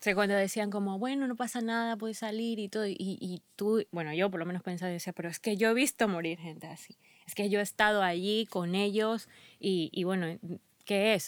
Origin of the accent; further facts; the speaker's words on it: Ecuador; moved away; soy ecuatoriana